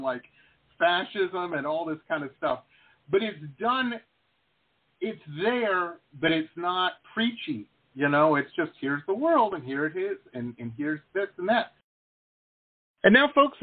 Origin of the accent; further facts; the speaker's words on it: Detroit, Michigan, United States; now in South Florida, United States; I grew up in Metro Detroit.